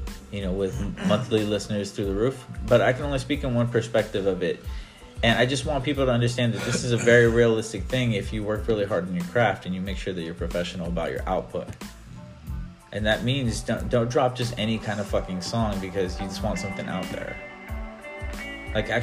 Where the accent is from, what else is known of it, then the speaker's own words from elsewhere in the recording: Northwest, United States; make the Northwest my platform for me to amplify my hometown